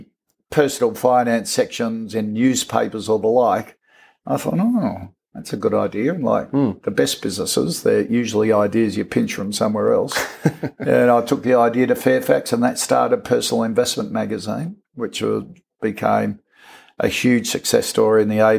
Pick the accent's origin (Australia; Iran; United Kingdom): Australia; Port Adelaide, South Australia; now in Sydney, Australia; I was born in Adelaide, grew up in Port Adelaide, and then dad got transferred to Sydney, which we all moved across